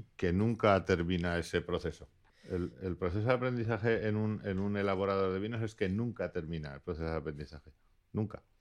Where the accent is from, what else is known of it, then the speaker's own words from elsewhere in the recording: Basque Country, Spain; also born or lived in Laguardia; Soy vasco.